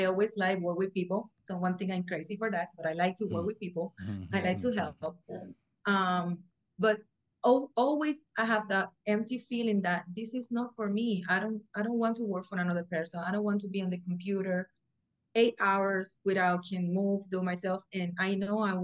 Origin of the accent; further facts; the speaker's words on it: Puerto Rico; moved away as an adult; now in Florida, United States; I'm from Puerto Rico, so I came over here in 2014